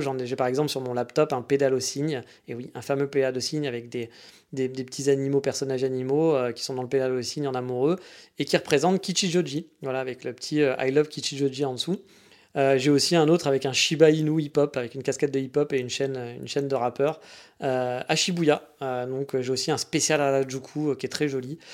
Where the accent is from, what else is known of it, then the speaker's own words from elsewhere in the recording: France; je venais de France